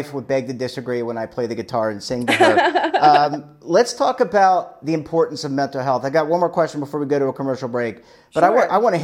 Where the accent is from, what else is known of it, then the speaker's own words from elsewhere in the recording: Maryland, United States; I grew up in Maryland, but Delaware is like a second home.